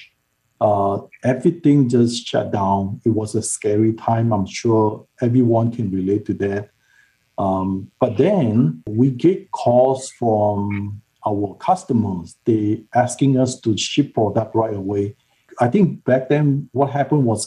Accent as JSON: {"language": "English", "country": "Malaysia", "tie": "born or raised there", "moved": "yes", "said": "I grew up in Malaysia"}